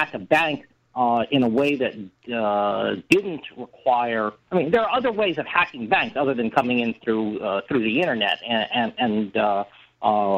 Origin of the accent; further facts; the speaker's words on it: United States; I'm an American